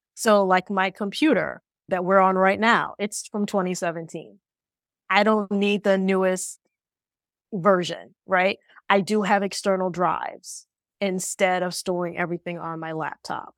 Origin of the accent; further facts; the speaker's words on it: Ohio, United States; moved away as an adult; also born or lived in New York; from Ohio like me